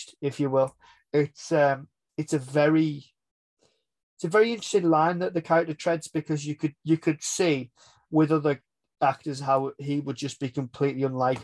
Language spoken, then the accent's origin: English; England, United Kingdom; We're English